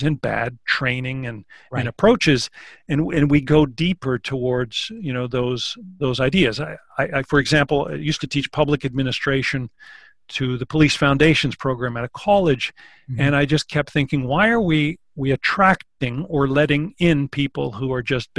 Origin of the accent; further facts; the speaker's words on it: Canada; one of the ways we define ourselves is by saying that we're not American.